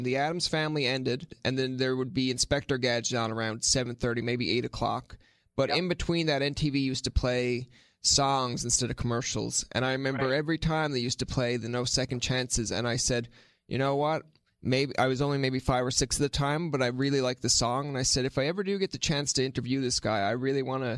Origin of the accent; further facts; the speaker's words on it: Newfoundland and Labrador, Canada; because as soon as someone told me about that video being a Newfoundlander